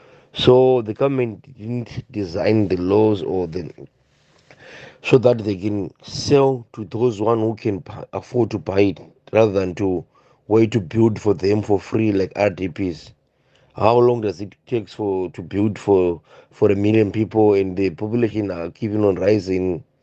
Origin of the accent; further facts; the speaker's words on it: Zimbabwe; now in South Africa; Me, I'm from Zim.